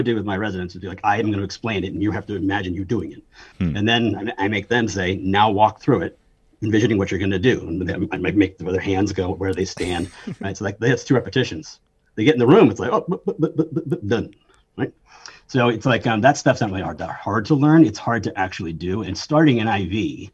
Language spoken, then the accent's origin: English; Connecticut, United States; I was trying to get into UConn because I was from Connecticut